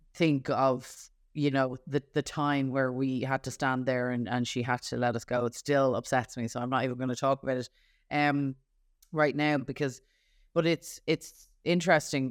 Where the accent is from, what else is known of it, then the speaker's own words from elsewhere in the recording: Ireland; a female teenage girl growing up in Ireland